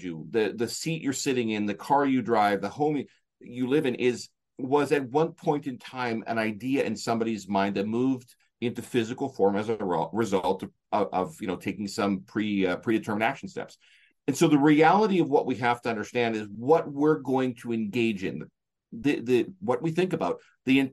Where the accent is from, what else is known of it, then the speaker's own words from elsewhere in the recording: Canada; I'm from Canada